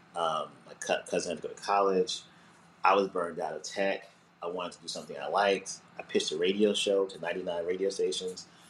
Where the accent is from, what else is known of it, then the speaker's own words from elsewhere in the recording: New Jersey, United States; also born or lived in Montclair, New Jersey / Orange, New Jersey / East Orange, New Jersey / Newark, New Jersey; I grew up in Jersey. I uh, was born in uh, Montclair, uh, New Jersey, and then uh, we lived in Orange and East Orange and then um, I went to high school in Newark